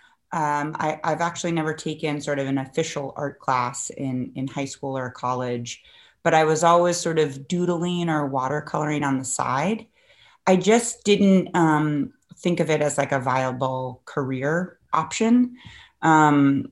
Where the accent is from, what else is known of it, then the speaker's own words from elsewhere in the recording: Cambridge, Massachusetts, United States; also born or lived in Manhattan, New York; I came back to Boston, which is where I grew up in Cambridge, actually